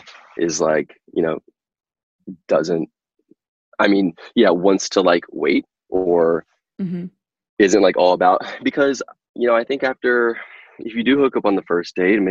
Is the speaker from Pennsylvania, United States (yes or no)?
no; North Carolina, United States; I grew up in North Carolina